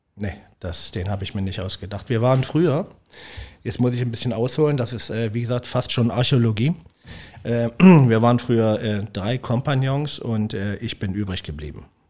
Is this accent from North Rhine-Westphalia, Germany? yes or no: no; Leipzig, Saxony, Germany; moved away as an adult; also born or lived in Weisenheim am Berg, Palatinate / St. Pauli, Hamburg; now in Hamburg, Germany; Ich bin Großstadtkind, ich komme aus Leipzig